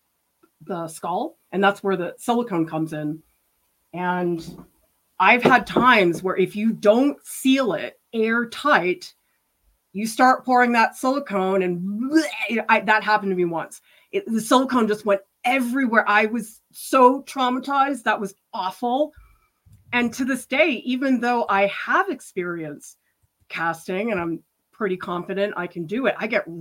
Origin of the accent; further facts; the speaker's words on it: Boston, Massachusetts, United States; where I grew up in Boston